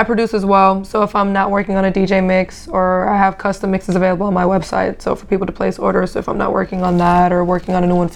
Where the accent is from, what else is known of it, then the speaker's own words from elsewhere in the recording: Germany; also born or lived in Brooklyn; now in Atlanta, United States; I'm from Germany